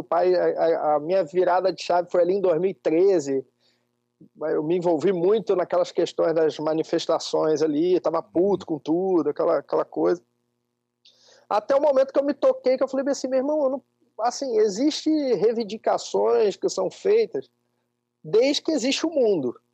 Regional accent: interior of Espírito Santo, Brazil; also born or lived in Rio de Janeiro; eu nasci no Rio e fui com cinco anos eu vim morar numa cidade do interior do Espírito Santo, uma cidadezinha de 30 mil habitantes e fui criado aqui

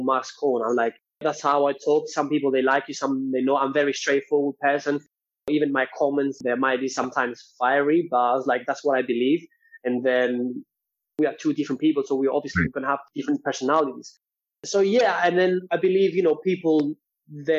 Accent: Greece; moved away; I'm from Greece and Cypriot

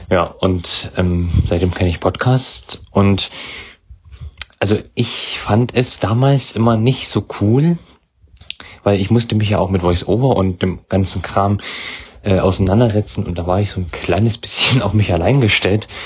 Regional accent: Weimar, Thuringia, Germany; Ich komme aus Weimar. In Thüringen ist das.

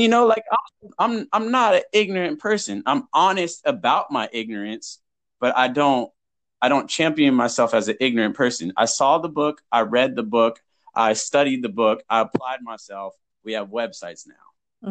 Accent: Huntington Beach, California, United States; I grew up in Huntington Beach

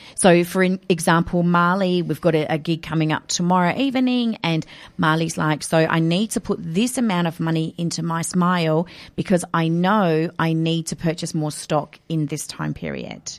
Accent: Adelaide, South Australia, Australia; moved away as an adult; also born or lived in Kenya; I was born and raised in Adelaide

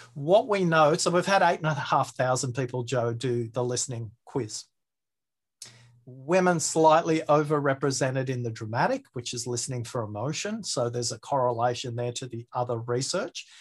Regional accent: Australia; my accent, maybe I have a disjointed way of speaking, maybe because I'm Australian

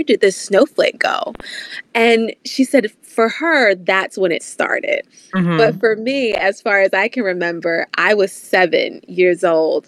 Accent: Virginia, United States; growing up in Virginia, you know, we got a little bit of everything as far as weather is concerned.

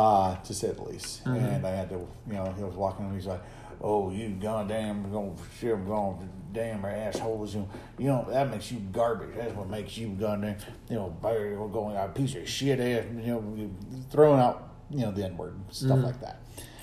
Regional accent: Arizona, United States; I was from Arizona.

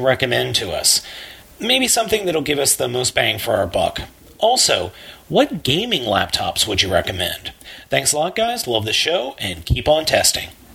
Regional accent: Circle Pines, Minnesota, United States; I'm from Circle Pines, Minnesota

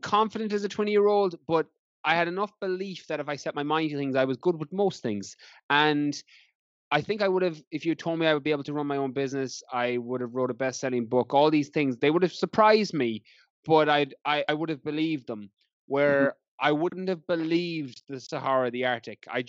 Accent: Ireland; moved away as an adult; also born or lived in London; I had planned to come back to Ireland and work as a teacher

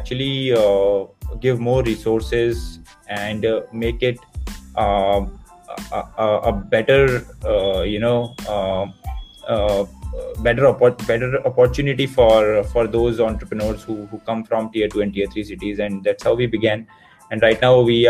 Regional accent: Uttarakhand, India; moved away; I grew up in Uttarakhand

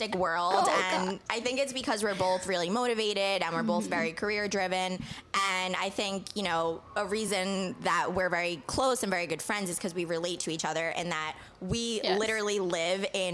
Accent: Long Island, New York, United States; born and raised on Long Island. I actually, fun fact, have never, ever left New York.

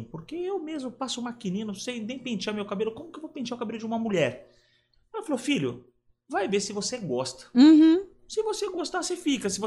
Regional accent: São Paulo, Brazil; eu fui criado aqui em São Paulo pelos meus avós e minha mãe

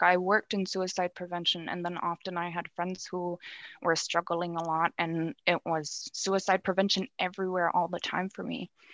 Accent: Nunavut, Canada; moved away as an adult; also born or lived in Ottawa / Iqaluit; go back home and be on Nunavut grounds.

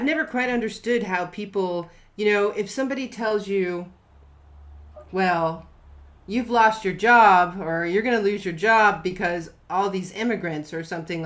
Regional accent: Ohio, United States; I grew up in Ohio

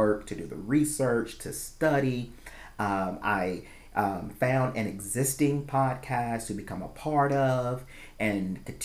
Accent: the South, United States; as African Americans growing up in the South

